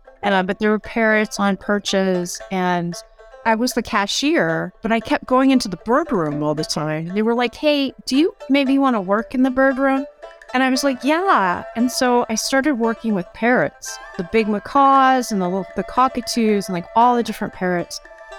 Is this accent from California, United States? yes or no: yes; California, United States; now in Arizona, United States; I'm from California.